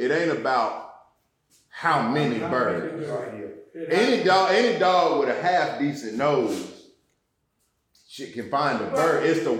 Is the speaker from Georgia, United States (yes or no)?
yes; Atlanta, Georgia, United States; also born or lived in Clayton County, Georgia; I grew up in Atlanta, south side of Atlanta, Georgia.